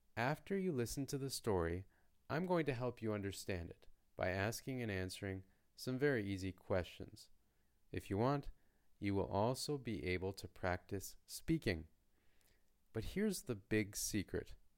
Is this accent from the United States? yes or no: no; Canada; first language English; from Canada